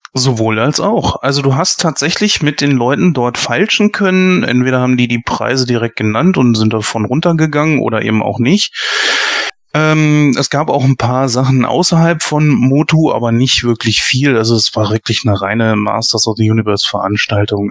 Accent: Germany; wir als Deutsche

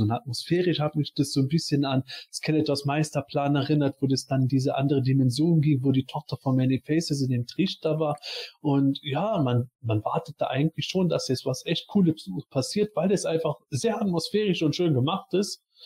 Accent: Eifel, Germany; ich komme aus der Eifel, Vulkan ganz klar

